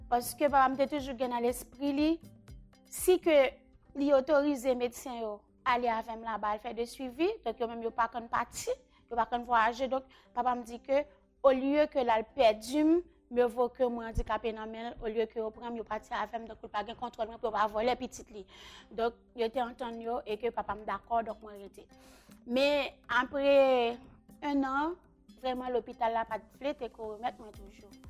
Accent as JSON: {"language": "Haitian Creole", "town": "Carrefour", "region": "Ouest", "country": "Haiti", "said": "men soti kafou kounyan pou mwen vin l'ekol chakjou"}